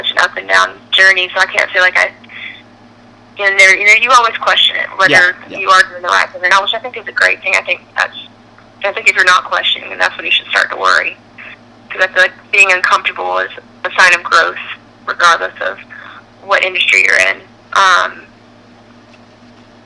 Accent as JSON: {"language": "English", "town": "Pelham", "region": "Alabama", "country": "United States", "tie": "born or raised there", "moved": "as an adult", "lives_now": "Nashville, United States", "said": "Pelham, Central Alabama, it's in like the biggest city near it is Birmingham, so it's like 30 minutes south of Birmingham."}